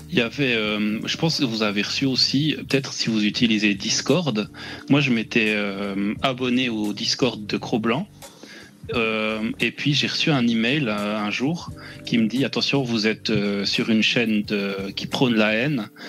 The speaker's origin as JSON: {"language": "French", "country": "Switzerland", "said": "je suis suisse"}